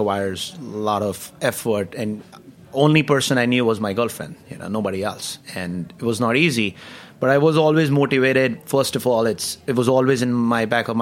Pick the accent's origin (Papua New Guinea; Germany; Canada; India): India; New Delhi, Delhi; moved away as an adult; now in New York, United States; I am from New Delhi, which is capital. Of India. And I grew up there